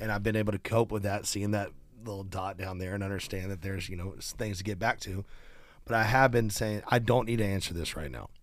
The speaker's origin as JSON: {"language": "English", "town": "Nashville", "region": "Tennessee", "country": "United States", "tie": "born or raised there", "said": "I've gotten to play in my hometown stadium where the Titans play"}